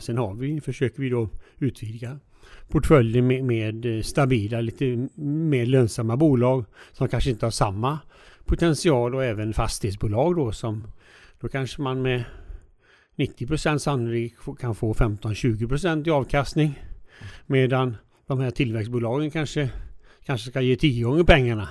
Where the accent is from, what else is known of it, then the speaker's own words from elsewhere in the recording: Alingsås, Västra Götaland, Sweden; also born or lived in United States; jag är ju född i Alingsås, eh, son till en bilhandlare då